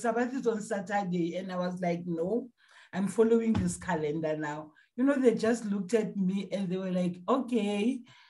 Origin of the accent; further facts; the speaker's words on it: Gauteng, South Africa; I'm from South Africa.